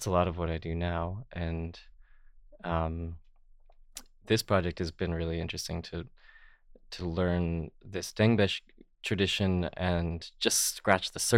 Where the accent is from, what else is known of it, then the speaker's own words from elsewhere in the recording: Northeast Kingdom, Vermont, United States; I grew up in the Northeast Kingdom of Vermont